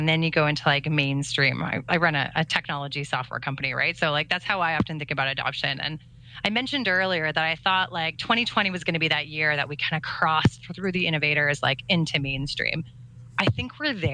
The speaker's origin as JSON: {"language": "English", "country": "Canada", "said": "I'm Canadian"}